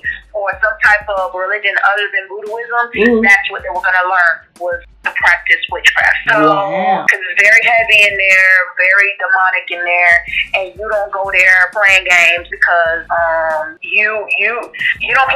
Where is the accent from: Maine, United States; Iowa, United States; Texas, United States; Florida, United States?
Florida, United States; Port St. Lucie; also born or lived in Haiti (parents); now in Gainesville, United States; Born and raised in South Florida, though. Fort Pitt, Florida. Port St. Lucie, Florida. St. Lucie County area